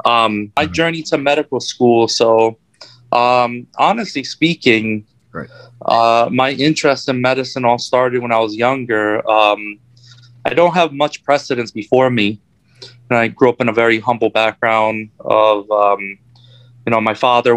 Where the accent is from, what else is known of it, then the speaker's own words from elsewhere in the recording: Springfield, Massachusetts, United States; now in New York City, United States; I grew up in Springfield, Massachusetts